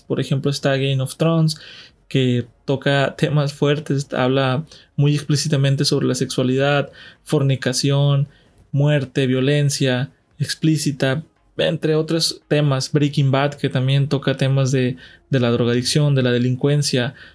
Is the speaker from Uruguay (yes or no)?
no; Mexico; de México, de donde soy residente